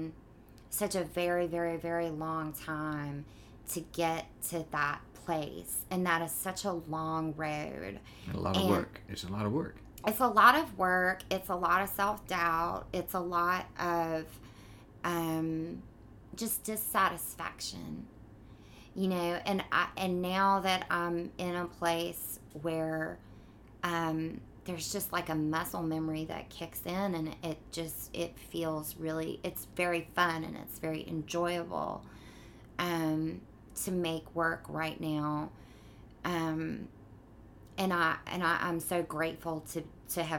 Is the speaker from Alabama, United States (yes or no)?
yes; Mobile, Alabama, United States; moved away as an adult; also born or lived in Tarrant, Alabama / Connecticut; now in New York, United States; I grew up in Mobile, and then I went to high school in a small town outside of Birmingham